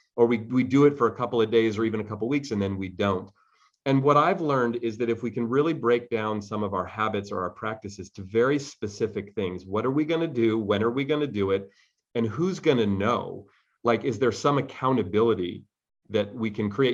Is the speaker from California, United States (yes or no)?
yes; Bay Area, California, United States; I grew up here in the Bay Area where I still live